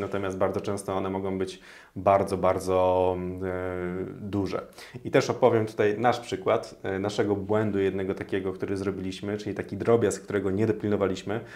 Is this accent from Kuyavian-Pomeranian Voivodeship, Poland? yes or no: yes; Toruń, Kuyavian-Pomeranian Voivodeship, Poland; now in Warsaw, Poland; ja pochodzę z Torunia